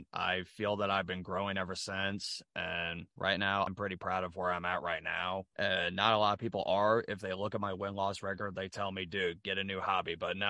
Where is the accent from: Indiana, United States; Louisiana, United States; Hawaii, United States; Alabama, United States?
Indiana, United States; Rushville; I found independent wrestling pretty close to my hometown, actually, of Rushville, Indiana.